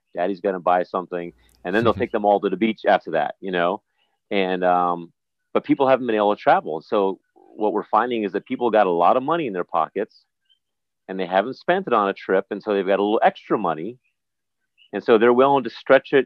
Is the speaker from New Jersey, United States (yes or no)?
yes; New Jersey, United States; moved away as an adult; also born or lived in New York area; now in U.S. Virgin Islands; was raised in the New York area, in Jersey predominantly